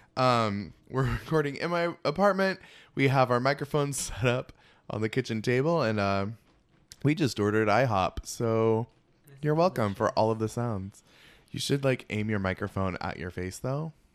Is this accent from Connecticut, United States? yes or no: no; Seattle, Washington, United States; now in New York, United States; I'm from Seattle